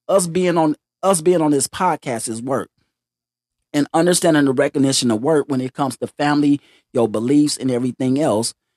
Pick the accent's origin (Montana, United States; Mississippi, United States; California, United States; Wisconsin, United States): Mississippi, United States; Greenwood; I'm from Greenwood, Mississippi.